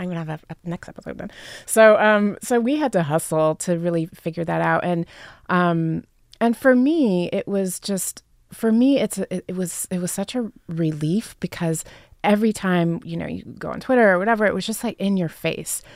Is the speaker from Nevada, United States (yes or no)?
yes; Las Vegas, Nevada, United States; I grew up in Las Vegas